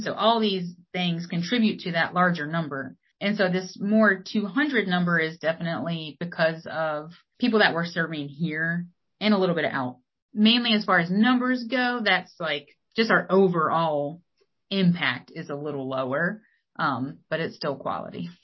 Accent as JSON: {"language": "English", "town": "Wilmington", "region": "North Carolina", "country": "United States", "tie": "born or raised there", "moved": "yes", "said": "growing up in Wilmington or in New Hanover County."}